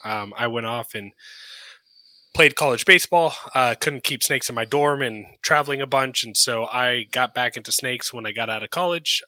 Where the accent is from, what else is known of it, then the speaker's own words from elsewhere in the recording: Sarasota, Florida, United States; I grew up in Sarasota, Florida